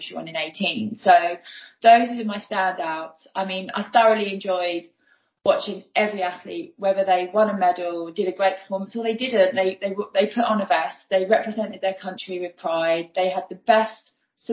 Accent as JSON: {"language": "English", "town": "Newport", "region": "South East England", "country": "United Kingdom", "tie": "born or raised there", "also_born_or_lived": "Ryde", "said": "I was born in Newport on the Isle of Wight"}